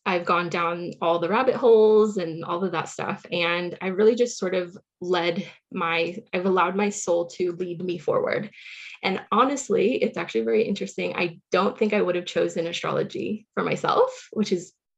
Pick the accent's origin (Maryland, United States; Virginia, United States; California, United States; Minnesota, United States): California, United States; Silicon Valley; I grew up in the Silicon Valley in California